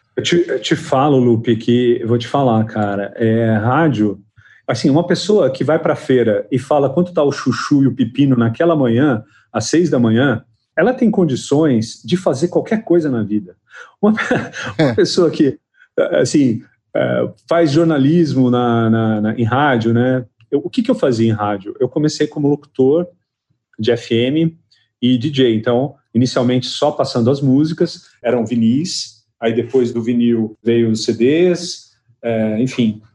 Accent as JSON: {"language": "Portuguese", "town": "São José do Rio Preto", "region": "São Paulo", "country": "Brazil", "tie": "born or raised there", "also_born_or_lived": "Lisbon, Portugal", "moved": "as an adult", "said": "Eu saí de Rio Preto com 24 anos, né? 24 para 25 anos eu saí"}